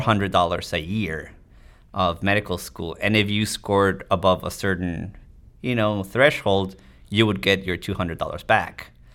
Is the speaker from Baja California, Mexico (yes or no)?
yes; Tijuana, Baja California, Mexico; moved away as an adult; also born or lived in United States; I grew up in Mexico. I was born in the States, actually, but I grew up in Mexico. Tijuana, it's across the border from San Diego.